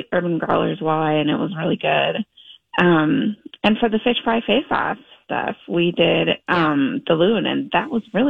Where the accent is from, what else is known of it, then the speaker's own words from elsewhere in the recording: Eastern Wisconsin, United States; now in Minnesota, United States; I'm from Wisconsin.